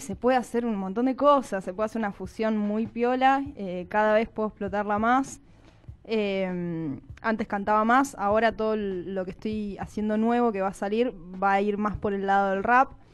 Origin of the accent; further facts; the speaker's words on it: Mar del Plata, Buenos Aires Province, Argentina; moved away as an adult; yo soy de Mar del Plata, me vine a vivir acá hace cinco años.